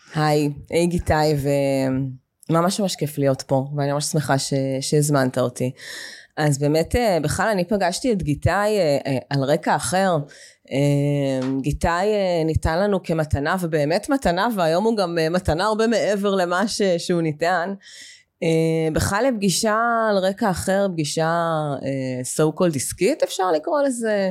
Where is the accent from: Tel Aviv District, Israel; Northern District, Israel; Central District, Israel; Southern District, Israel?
Southern District, Israel; Be'eri; moved away as an adult; אני בת בארי, גדלתי בקיבוץ בארי מגיל אה, שנתיים עד גיל 26.